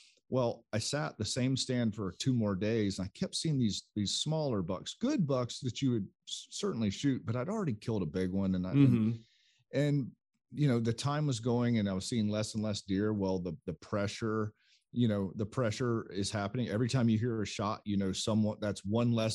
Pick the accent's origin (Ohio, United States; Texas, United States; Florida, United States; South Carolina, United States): South Carolina, United States; growing up in South Carolina